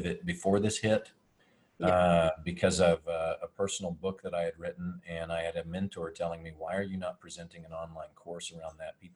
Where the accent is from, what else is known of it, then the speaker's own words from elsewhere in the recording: Roswell, New Mexico, United States; also born or lived in Dallas, Texas; I grew up in New Mexico at the world famous Roswell.